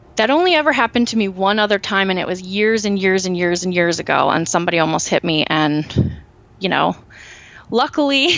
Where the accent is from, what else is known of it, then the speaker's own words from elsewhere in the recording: Lancaster County, Pennsylvania, United States; also born or lived in Berks County, Pennsylvania; I grew up in Lancaster County